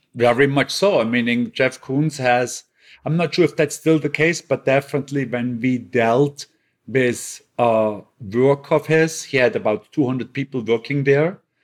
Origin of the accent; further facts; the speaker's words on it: Bregenz, Vorarlberg, Austria; moved away; my hometown in Bregenz